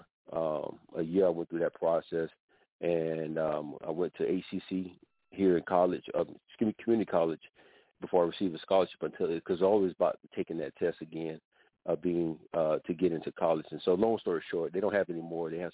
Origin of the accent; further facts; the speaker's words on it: Miami, Florida, United States; I'm born and raised in Miami, Florida